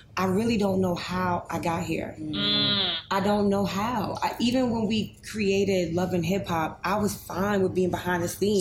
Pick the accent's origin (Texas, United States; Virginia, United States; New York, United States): New York, United States; New York City; I came from addicted parents. I lived in the projects. Um, I came from Grant Projects on 125th Street